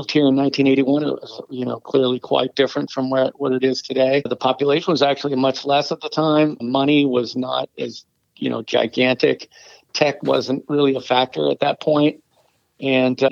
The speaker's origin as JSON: {"language": "English", "area": "Monterey Peninsula", "region": "California", "country": "United States", "tie": "born or raised there", "also_born_or_lived": "Los Angeles, California", "said": "I was born in LA. I'm a California boy. So I was born in LA, and my parents moved to Northern California when I was quite young, and having some of my most formative years in the Monterey Peninsula area"}